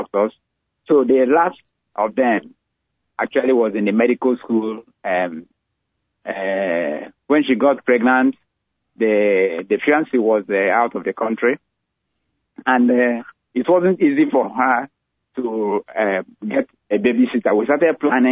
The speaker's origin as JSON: {"language": "English", "town": "Owerri", "region": "Imo", "country": "Nigeria", "tie": "born or raised there", "also_born_or_lived": "Ibadan, Nigeria", "moved": "as an adult", "lives_now": "United States", "said": "I was born in Nigeria, raised in Nigeria, had most of my education in Nigeria"}